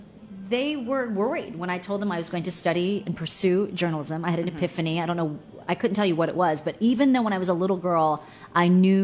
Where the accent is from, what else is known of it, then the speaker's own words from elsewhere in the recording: Maryland, United States; also born or lived in South Korea; I'm a total local girl. Right. I grew up in Prince George's County and Montgomery County, and mm-hmm. I went to the University of Maryland.